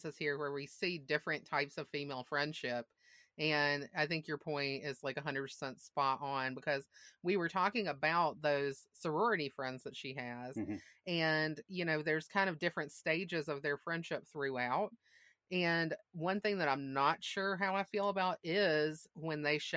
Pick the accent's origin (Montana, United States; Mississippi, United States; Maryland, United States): Mississippi, United States; moved away as an adult; also born or lived in Massachusetts; I grew up in Mississippi and I went to college away